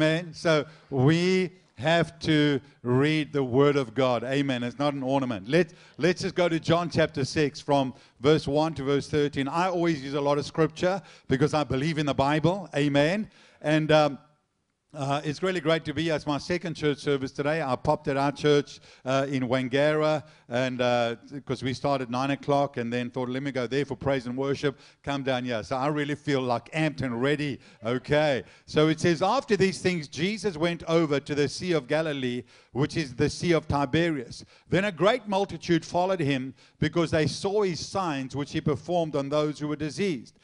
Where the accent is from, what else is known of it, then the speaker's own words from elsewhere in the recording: South Africa; I'm South African